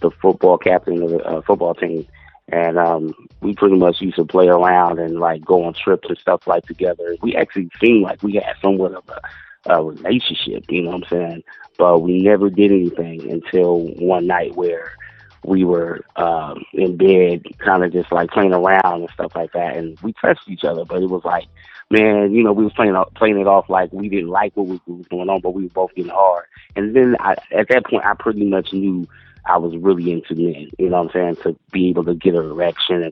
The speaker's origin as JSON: {"language": "English", "town": "Long Beach", "region": "California", "country": "United States", "tie": "born or raised there", "also_born_or_lived": "New York", "moved": "as an adult", "said": "I'm originally from Long Beach, California. Born and raised"}